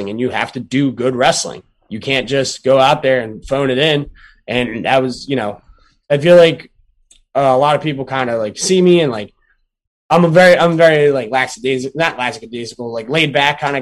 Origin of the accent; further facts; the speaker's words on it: Glassboro, New Jersey, United States; the town I grew up in Glassboro, New Jersey